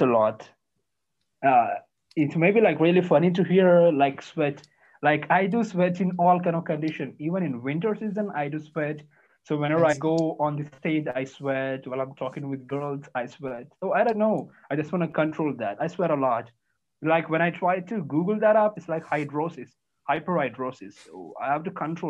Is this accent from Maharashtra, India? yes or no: no; Karnataka, India; my state is called as Karnataka. It's in South India.